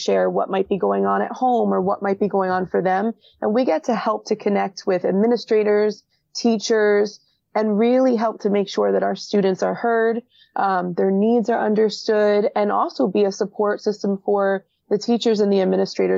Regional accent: Hillsborough, New Jersey, United States; I grew up in Hillsborough

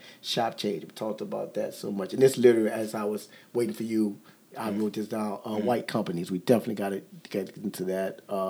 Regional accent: Kenner, Louisiana, United States; I'm from Kenner

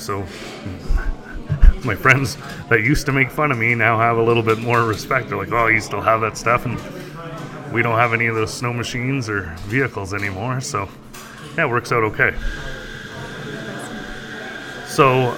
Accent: Whitefish, Ontario, Canada; I'm originally from Whitefish, Ontario, which is 40 minutes outside of Sudbury

